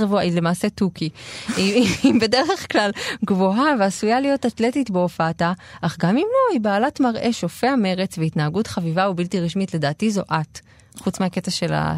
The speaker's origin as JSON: {"language": "Hebrew", "country": "Israel", "tie": "born or raised there", "said": "בשעריים, שזו השכונה שאני גדלתי בה"}